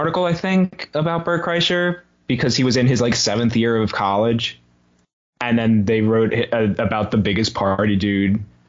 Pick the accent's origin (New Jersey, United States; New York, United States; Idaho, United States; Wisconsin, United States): New Jersey, United States; I grew up in South Jersey.